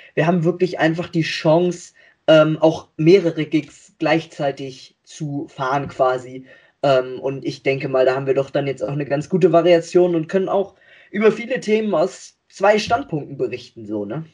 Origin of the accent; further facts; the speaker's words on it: between Hamburg and Bremen, Lower Saxony, Germany; Ich komme aus Niedersachsen zwischen Hamburg und Bremen oder wir drei, unser Team